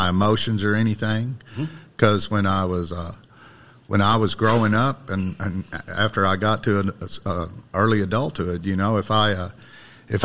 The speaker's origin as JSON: {"language": "English", "area": "Ballard County", "region": "Kentucky", "country": "United States", "tie": "born or raised there", "said": "Ballard County, Kentucky, in the river bottom"}